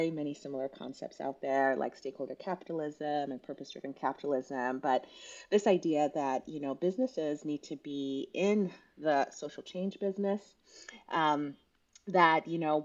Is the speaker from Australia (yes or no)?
no; Kenya; also born or lived in Southern California; now in United States; I was actually born and raised in Kenya in East Africa